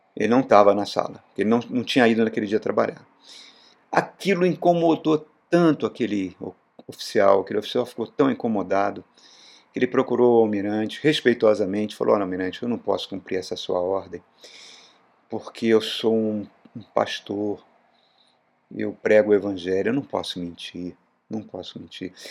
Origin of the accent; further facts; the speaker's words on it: Brazil; Nós, como brasileiros